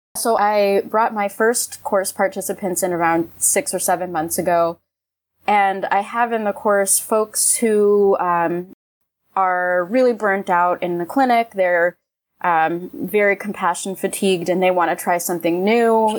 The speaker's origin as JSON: {"language": "English", "region": "New York", "country": "United States", "moved": "yes", "lives_now": "Los Angeles, United States", "said": "I'm from New York, so I know those winters really well"}